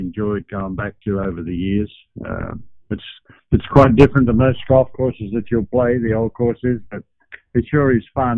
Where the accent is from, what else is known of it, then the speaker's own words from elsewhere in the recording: Australia; moved away; being born and raised in Australia